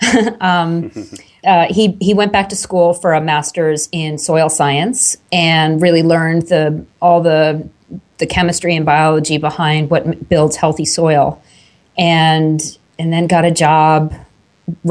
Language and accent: English; Long Island, New York, United States; I grew up on Long Island, which is outside of New York City, about an hour and a half way on the eastern end of Long Island, New York.